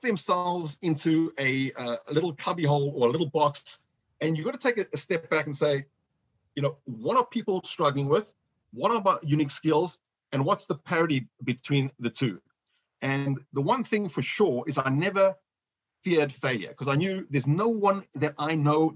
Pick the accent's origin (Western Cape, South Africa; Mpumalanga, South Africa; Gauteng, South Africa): Gauteng, South Africa; Johannesburg; moved away; I was born in Johannesburg, South Africa